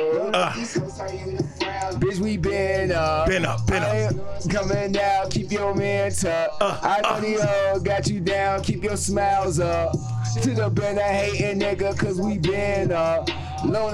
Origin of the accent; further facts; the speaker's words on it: Chicago, Illinois, United States; I'm from Chicago.